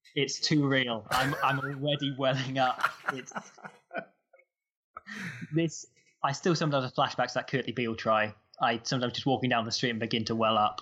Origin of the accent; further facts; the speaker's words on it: Nottingham, East Midlands, United Kingdom; I grew up in Nottingham